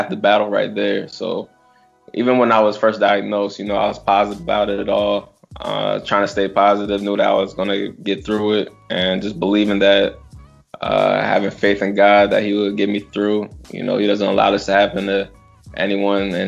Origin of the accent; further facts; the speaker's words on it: Washington, D.C. area, Maryland, United States; I was drafted by my hometown team